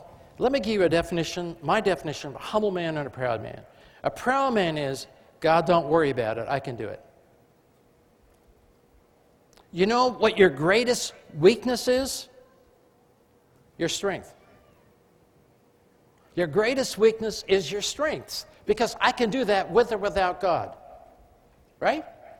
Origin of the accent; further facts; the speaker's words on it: England, United Kingdom; I mean, I am English, but I flunked it in school.